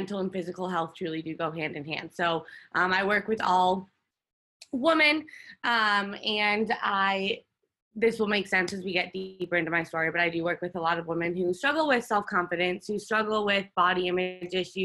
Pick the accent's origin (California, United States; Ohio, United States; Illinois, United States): Illinois, United States; Chicago; I grew up in the suburbs of Chicago. So I grew up in the Midwest